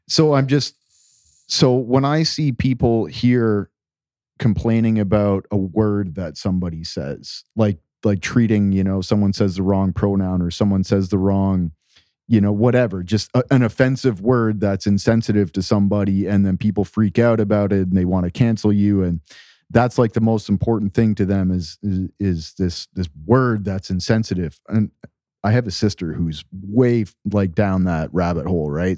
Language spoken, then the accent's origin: English; Canada; moved away; also born or lived in Latin America; I grew up in Canada in a very simple, small town